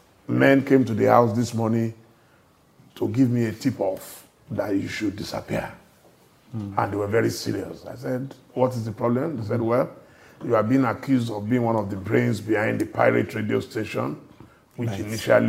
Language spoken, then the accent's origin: English; Ile-Ife, Osun, Nigeria; moved away as an adult; also born or lived in Lagos, Nigeria; I never planned to live outside Nigeria. I was born and raised in Ile-Ife. And I came to Lagos in search of what you can call greener pastures.